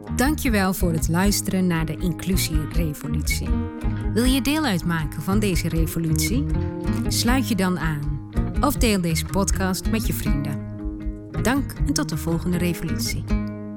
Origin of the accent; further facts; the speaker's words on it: Enschede, Overijssel, Netherlands; accent: Twents; ik, ben geboren en getogen in Enschede. Daar komen wij vandaan